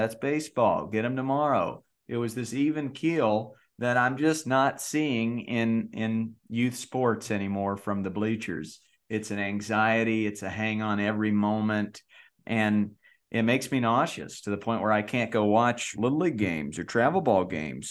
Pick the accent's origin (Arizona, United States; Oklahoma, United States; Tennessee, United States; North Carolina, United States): North Carolina, United States; I grew up in North Carolina.